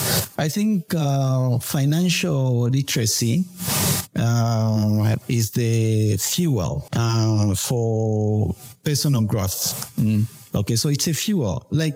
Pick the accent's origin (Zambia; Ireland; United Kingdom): Zambia; also born or lived in China; born and bred in Kangwa, a product of Wacha Secondary School.